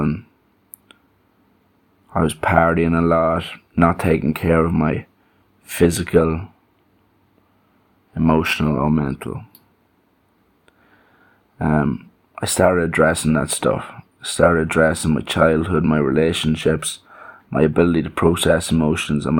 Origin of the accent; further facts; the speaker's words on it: Ireland; as an Irishman with that home, that small town mentality